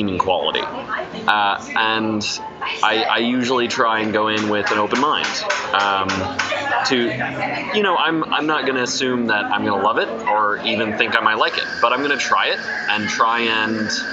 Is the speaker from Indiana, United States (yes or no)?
yes; Indiana, United States; also born or lived in Ohio / Alabama; I'm from Indiana. Like, I was born in Ohio. I lived for a moment, like a hot minute in Alabama, near Atlanta. And then I've pretty much grown up in Indiana since I was like six